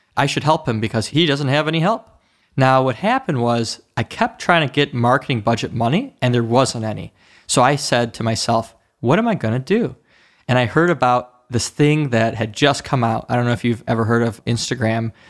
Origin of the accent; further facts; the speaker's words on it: Oak Park, Michigan, United States; also born or lived in Detroit, Michigan; I was born in Sinai Hospital in Detroit, Michigan, and I was raised, you know, around the, um, Oak Park area, around that area. It's a suburb of Detroit